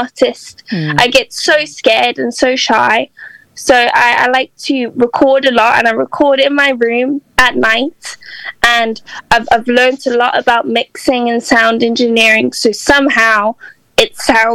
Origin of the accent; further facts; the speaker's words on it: South Africa; moved away as an adult; now in Liverpool, United Kingdom; I'm from South Africa originally, born and raised, but my mom's British.